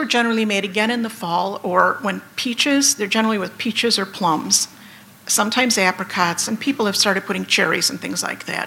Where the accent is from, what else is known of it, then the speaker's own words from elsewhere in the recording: Antioch, Illinois, United States; I grew up in Antioch, or well, actually a suburb of Antioch, Loon Lake, up north here near the Wisconsin border